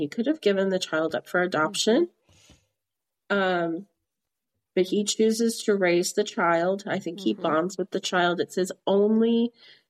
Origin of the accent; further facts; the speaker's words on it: Midland, Texas, United States; Midland, where we grew up, was a boom town